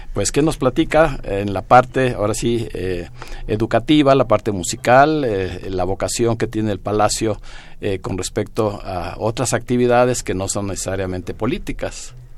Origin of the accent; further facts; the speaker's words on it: Mexico; a todos nosotros como mexicanos